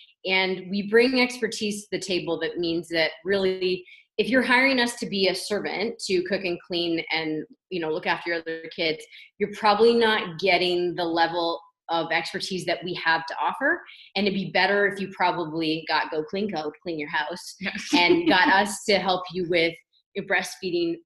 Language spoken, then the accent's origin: English; Toronto, Ontario, Canada; moved away as an adult; now in London, Canada; I grew up in Toronto, and then I came here to go to Western, and I never left